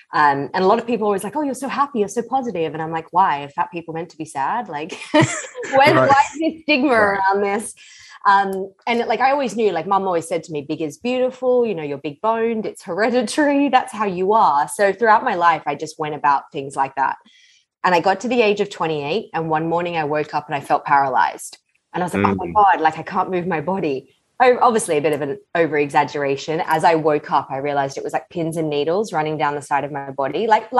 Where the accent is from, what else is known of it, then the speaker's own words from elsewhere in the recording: Australia; moved away as an adult; also born or lived in London, United Kingdom; Yeah, so I'm originally from Australia, born and bred. Nice. When I was 24, I left.